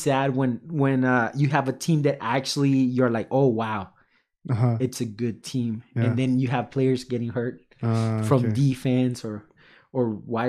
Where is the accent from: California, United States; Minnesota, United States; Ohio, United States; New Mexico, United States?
California, United States; San Francisco; I mean, no, I'm from San Francisco.